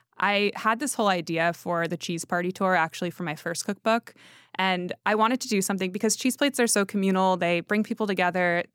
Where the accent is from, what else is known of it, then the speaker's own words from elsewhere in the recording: Connecticut, United States; I'm from Connecticut